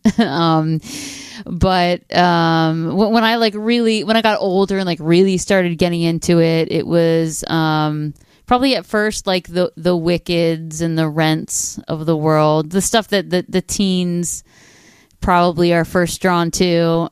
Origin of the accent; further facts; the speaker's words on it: northern New Jersey, United States; I grew up in northern New Jersey, about thirty miles outside of New York City.